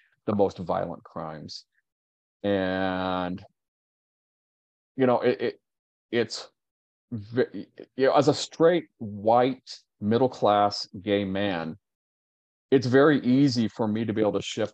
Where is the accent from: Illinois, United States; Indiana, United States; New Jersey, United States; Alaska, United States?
Indiana, United States; Richmond; moved away as an adult; now in Chicago, United States; my hometown's Richmond, Indiana